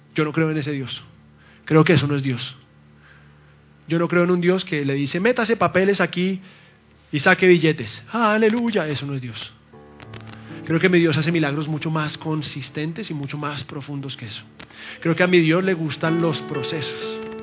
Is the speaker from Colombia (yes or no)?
yes; Colombia; mi esposa es colombiana y yo también